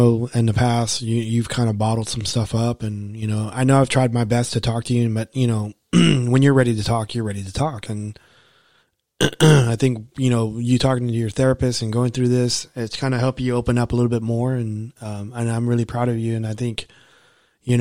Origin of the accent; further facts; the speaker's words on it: Dallas, Texas, United States; I grew up in Oak Cliff